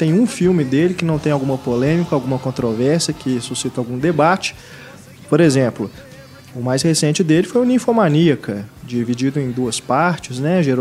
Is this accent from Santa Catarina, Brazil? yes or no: yes; Blumenau, Santa Catarina, Brazil; now in Manaus, Brazil; Sou, sou de Blumenau.